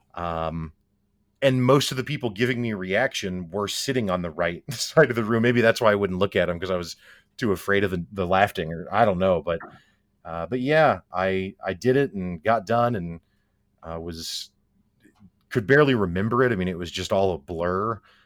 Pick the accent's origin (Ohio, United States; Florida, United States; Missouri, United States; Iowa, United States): Missouri, United States; Springfield; I'm from Springfield, Missouri.